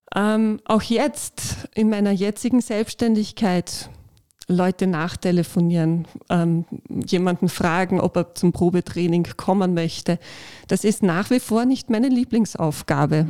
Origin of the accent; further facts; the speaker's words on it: Upper Austria, Austria; moved away as an adult; also born or lived in Carinthia; ich bin eigentlich aus Oberösterreich und habe in Kärnten studiert